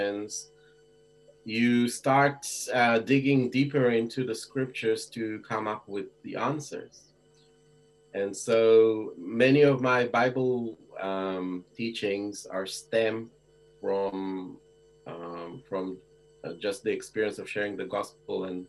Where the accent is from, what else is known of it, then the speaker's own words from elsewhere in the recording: Israel; growing up in Israel